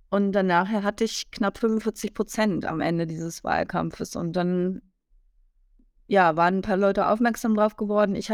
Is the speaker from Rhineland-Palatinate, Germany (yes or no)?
yes; Rhineland-Palatinate, Germany; da war eine, eine grüne Ministerin aus meinem Heimatland Rheinland-Pfalz ähm, mit mir auf dem Podium